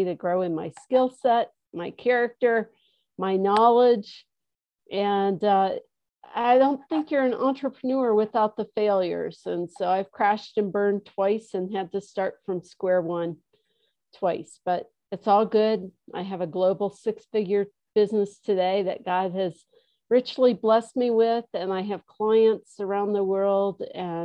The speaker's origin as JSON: {"language": "English", "region": "Midwest", "country": "United States", "tie": "born or raised there", "also_born_or_lived": "Chicago / Colorado", "moved": "yes", "said": "I grew up in the Midwest"}